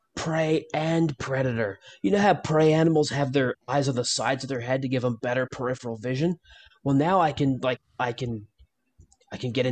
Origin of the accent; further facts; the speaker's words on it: Canada; I'm from California, but not in real life. I'm from Canada in real life